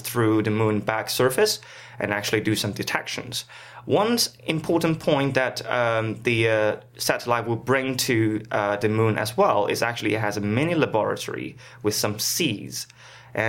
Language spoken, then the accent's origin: English; China; now in Manchester, United Kingdom; I'm from China